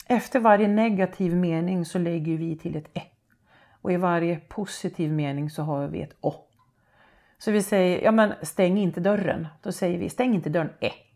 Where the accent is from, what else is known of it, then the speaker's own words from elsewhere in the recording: Hälsingland, Gävleborg County, Sweden; accent: Hälsingemål; hemma i Rumstad där jag är uppvuxen